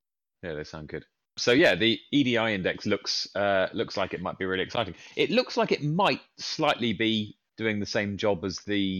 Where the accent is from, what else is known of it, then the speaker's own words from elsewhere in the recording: Lincolnshire-Cambridgeshire border, England, United Kingdom; I'm originally from the Lincolnshire-Cambridgeshire border.